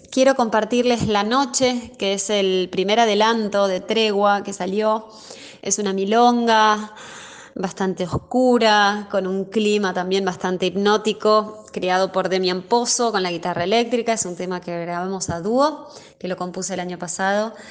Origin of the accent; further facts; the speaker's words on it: Buenos Aires, Argentina; soy cantante, guitarrista y compositora, soy de Buenos Aires.